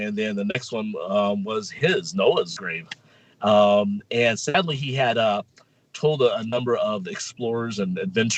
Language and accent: English; California, United States; I'm from California